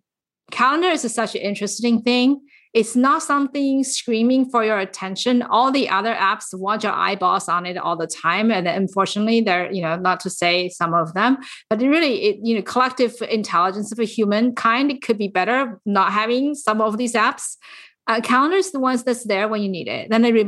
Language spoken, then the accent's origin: English; San Francisco, California, United States; I am from the San Francisco Bay Area, and you are listening to Women in Tech.